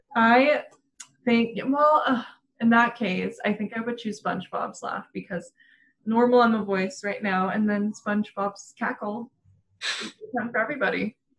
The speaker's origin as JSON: {"language": "English", "town": "Denver", "region": "Colorado", "country": "United States", "tie": "born or raised there", "said": "growing up in Denver and seeing it change"}